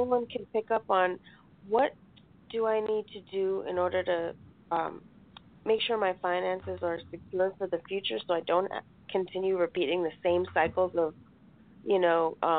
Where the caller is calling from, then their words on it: Colorado, United States; I'm calling from Colorado.